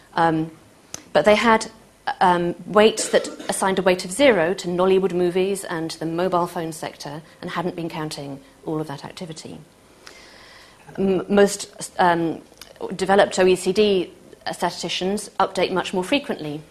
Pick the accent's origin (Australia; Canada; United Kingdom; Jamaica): United Kingdom; Manchester, North West England; I'm from Manchester